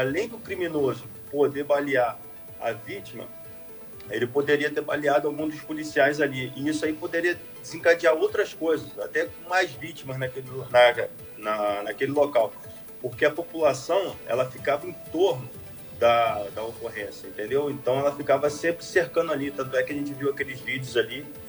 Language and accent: Portuguese; Angra dos Reis, Rio de Janeiro, Brazil; sou morador da cidade, sou prata da cidade, nascido e criado em Angra do Reis